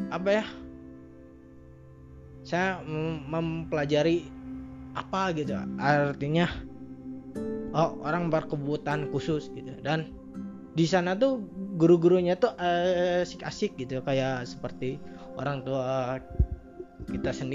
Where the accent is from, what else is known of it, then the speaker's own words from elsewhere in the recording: Bandung, West Java, Indonesia; also born or lived in Tasikmalaya; saya lama di Bandung gede di Bandung gitu